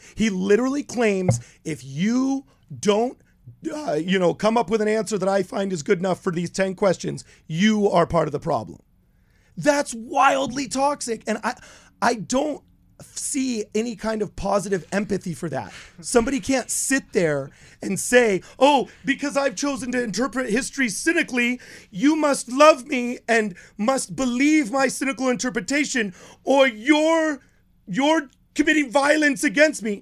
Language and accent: English; United States; as an American